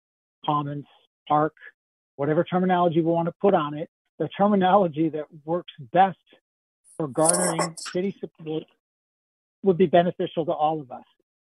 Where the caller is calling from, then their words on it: Ann Arbor, Michigan, United States; I live here in Ann Arbor. I'm calling from Ann Arbor now. And I live in the lower town area, which is wonderful for the amount of park space we have near us, in part because of the river and the way it makes multiple bends here.